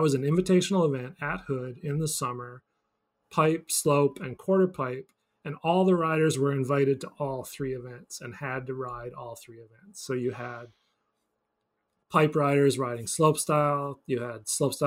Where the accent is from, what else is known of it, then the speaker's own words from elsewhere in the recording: Newfoundland and Labrador, Canada; now in Vermont, United States; I grew up in Newfoundland